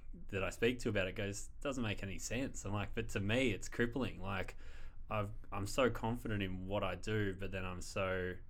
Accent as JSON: {"language": "English", "town": "Bayswater", "region": "Victoria", "country": "Australia", "tie": "born or raised there", "also_born_or_lived": "Brunswick", "moved": "as an adult", "lives_now": "Ballarat, Australia", "said": "Bayswater, eastern suburbs."}